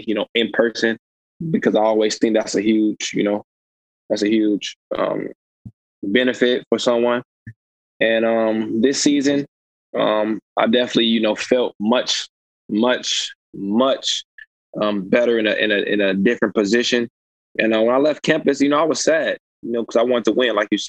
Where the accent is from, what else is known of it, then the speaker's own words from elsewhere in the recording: Illinois, United States; help my home state, elevate them to a status where, you know, absolutely, they could be considered as one of the best programs and one of the best universities, like they, you know, should be considered. So when I had the chance to go and play for Illinois